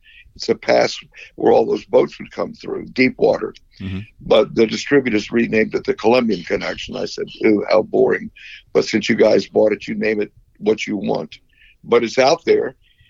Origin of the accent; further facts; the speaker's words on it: Tarpon Springs, Florida, United States; my hometown of Tarpon Springs